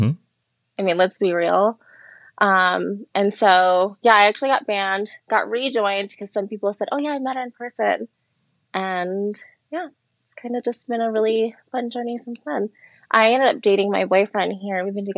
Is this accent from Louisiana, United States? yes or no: yes; Louisiana, United States; born there; I was born in Louisiana. Most people don't think that I was born in Louisiana. They definitely think I'm a Cali girl.